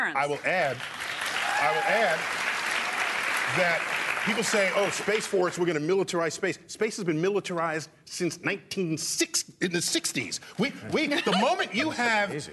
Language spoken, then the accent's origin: English; New York City, New York, United States; I grew up in New York City, which is a liberal town